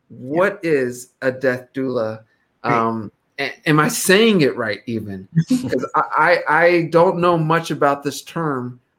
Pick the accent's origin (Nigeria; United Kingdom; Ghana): Ghana; I'm from Ghana.